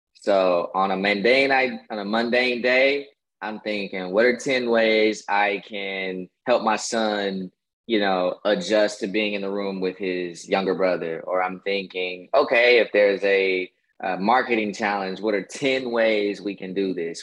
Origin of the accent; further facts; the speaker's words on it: Kansas, United States; now in Atlanta, United States; I'm originally from the Midwest